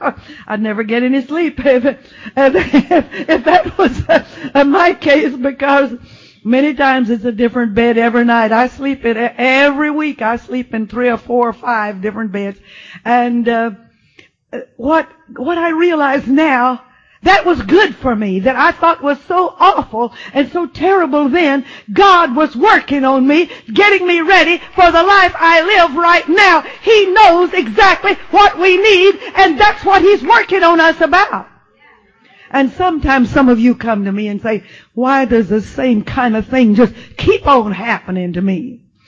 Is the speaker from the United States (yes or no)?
yes; Texas, United States; also born or lived in Arkansas; I was born in South Arkansas, but when I was 3 years old, we left there and moved to West Texas and did some of my growing up on a ranch.